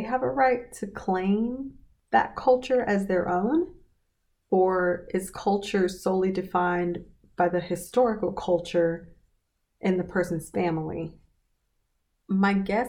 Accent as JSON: {"language": "English", "town": "Kingsport", "region": "Tennessee", "country": "United States", "tie": "born or raised there", "accent": "Southern", "first_language": "English", "said": "I was born in Kingsport, Tennessee, a small town where the overwhelming majority of the population was and still is white"}